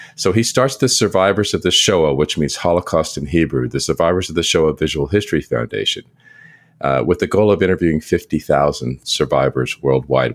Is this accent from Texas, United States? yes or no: yes; San Antonio, Texas, United States; I'm from San Antonio, Texas